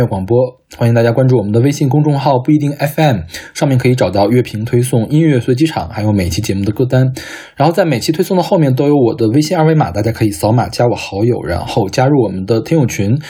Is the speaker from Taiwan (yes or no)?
no; Northeast China, China; 虽然我的家乡嘛，这次并没有受到肺肺炎疫情的直接的波及，但是我的县城其实还是如临大敌的。